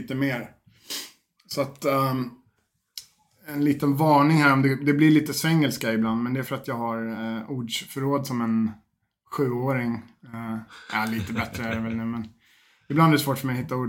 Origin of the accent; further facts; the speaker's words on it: Sweden; moved away; also born or lived in Fagersta; jag flyttade hem till Sverige